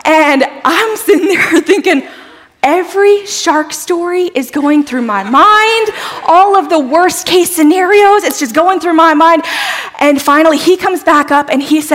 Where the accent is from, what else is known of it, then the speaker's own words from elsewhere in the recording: South Louisiana, United States; I'm a girl from South Louisiana